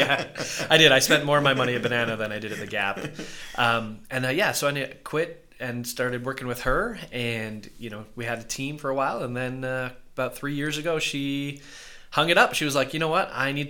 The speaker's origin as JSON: {"language": "English", "town": "Vancouver", "region": "British Columbia", "country": "Canada", "tie": "born or raised there", "also_born_or_lived": "Maple Ridge, Canada", "moved": "as an adult", "lives_now": "Las Vegas, United States", "said": "I grew up in Vancouver"}